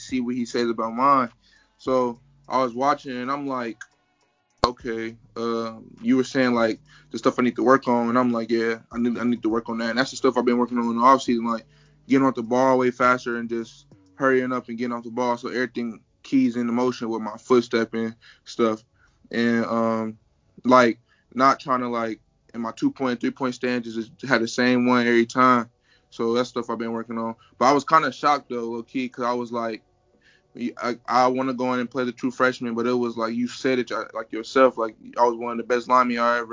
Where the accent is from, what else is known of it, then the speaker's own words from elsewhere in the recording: Dayton, Ohio, United States; I'm from Dayton, Ohio.